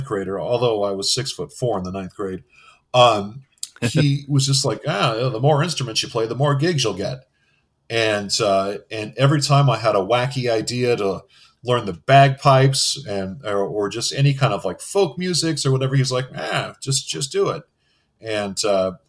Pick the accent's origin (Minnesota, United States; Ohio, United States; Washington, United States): Washington, United States; Everett; I'm from Seattle. Well, technically, I'm from a little town called Everett, Washington, which is 30 miles north of Seattle